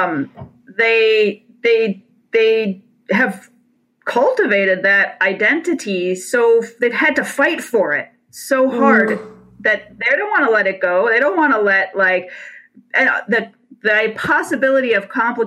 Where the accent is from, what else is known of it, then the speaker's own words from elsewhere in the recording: Detroit, Michigan, United States; I come from a Rust Belt. I'm from Detroit.